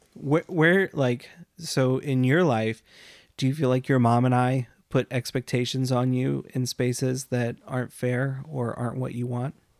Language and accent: English; United States; we grew up in the United States